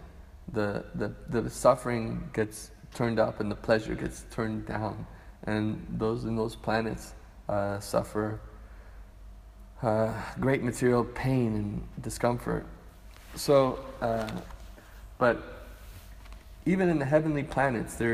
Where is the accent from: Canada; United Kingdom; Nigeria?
Canada; now in Hawaii, United States; I grew up in Canada, and I went to Hawaii, and I moved to Hawaii